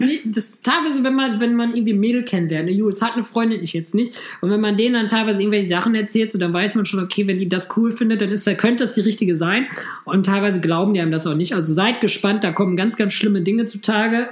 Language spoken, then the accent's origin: German; Düsseldorf, North Rhine-Westphalia, Germany; Ich als Düsseldorfer Rheinländer